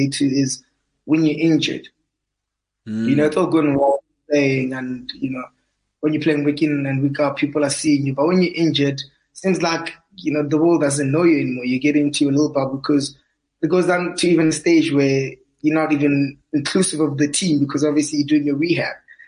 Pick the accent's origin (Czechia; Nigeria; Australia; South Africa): South Africa; Welkom, Free State; moved away as an adult; also born or lived in Bloemfontein; my whole schooling career was kind of like in Valcom